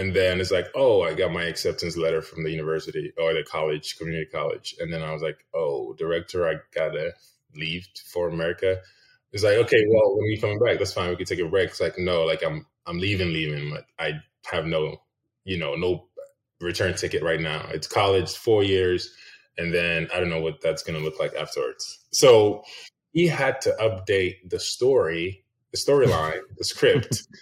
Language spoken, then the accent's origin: English; Ghana; English is a second language; But I so yeah, I was born and raised in Ghana, West Africa.